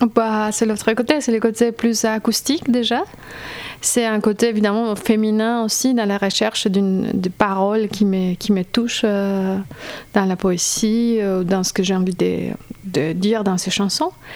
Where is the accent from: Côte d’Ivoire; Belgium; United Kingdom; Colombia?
Colombia; French is a second language; moved away as an adult; now in Strasbourg, France; je viens de Colombie, je fais mes études à Strasbourg